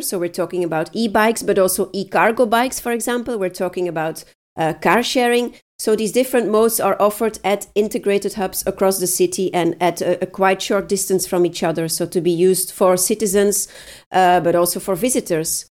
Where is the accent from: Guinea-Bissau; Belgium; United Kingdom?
Belgium; Leuven, Flanders; I'm at home in my hometown Leuven